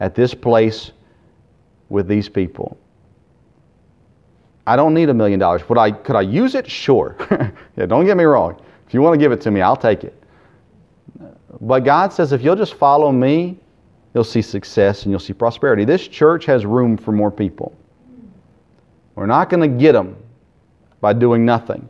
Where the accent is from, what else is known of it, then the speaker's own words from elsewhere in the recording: United States; as an American